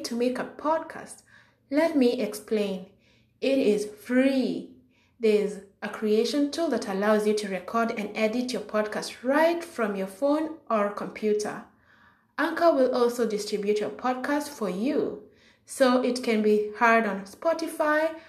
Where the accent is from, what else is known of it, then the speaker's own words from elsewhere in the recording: Kenya; moved away as an adult; now in United States; I'm from Kenya